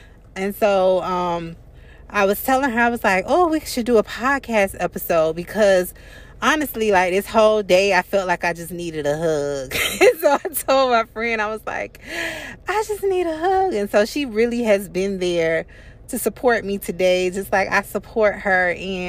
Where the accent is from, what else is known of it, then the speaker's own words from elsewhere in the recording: Florida, United States; being native Floridians, I'm from Florida.